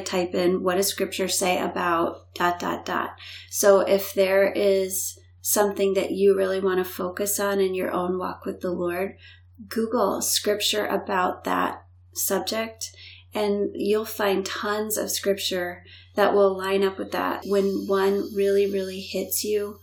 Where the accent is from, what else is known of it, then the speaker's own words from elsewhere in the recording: Florida, United States; moved away; also born or lived in Illinois; I grew up in Florida. When they divorced the first time, we moved to Illinois.